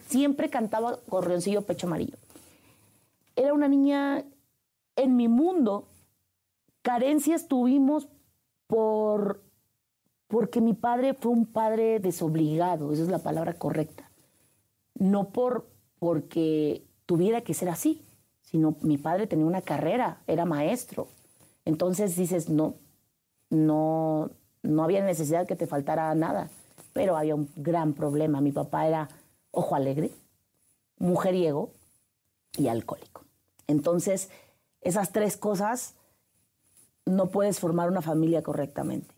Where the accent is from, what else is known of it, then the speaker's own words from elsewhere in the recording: Huasteca, Veracruz, Mexico; moved away; Nacida en el estado de Veracruz, la perla de la Huasteca, entre la hidalguense y la potosina, a un lado muy cerca de Tamaulipas.